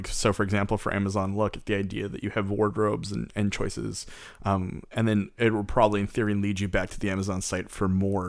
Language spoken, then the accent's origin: English; Canada; we're Canadian.